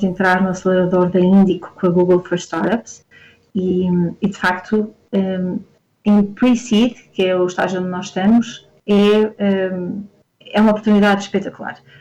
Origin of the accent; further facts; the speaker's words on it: Porto, Norte, Portugal; moved away as an adult; also born or lived in Lisbon; eu sou do Porto e vim para Lisboa estudar